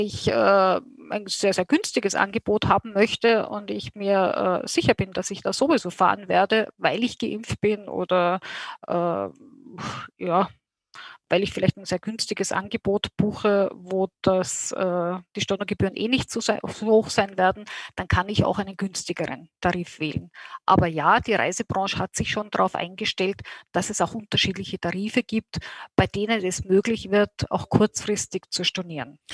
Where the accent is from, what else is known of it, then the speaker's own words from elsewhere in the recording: Austria; als Österreicher